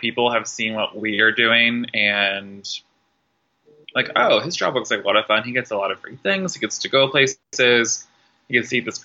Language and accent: English; southern Indiana, United States; moved away as an adult; now in Louisville, United States; born and raised in the Kentuckiana area, originally from southern Indiana, but have lived in Louisville since I turned 18. Definitely grew up in like a smaller town in Indiana